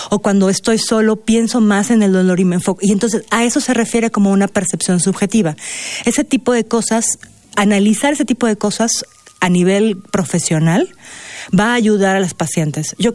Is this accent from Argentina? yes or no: no; Mexico; nosotros como mexicanos